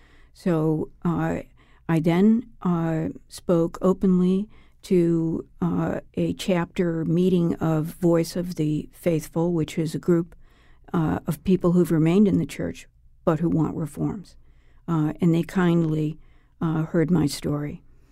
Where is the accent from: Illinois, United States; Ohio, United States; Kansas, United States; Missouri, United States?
Illinois, United States; Oak Park; Well, I grew up in Oak Park, Illinois, which is part of the Archdiocese of Chicago